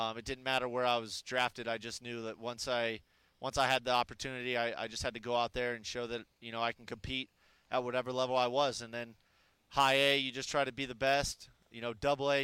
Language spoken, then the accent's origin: English; Arizona, United States; moved away as an adult; my hometown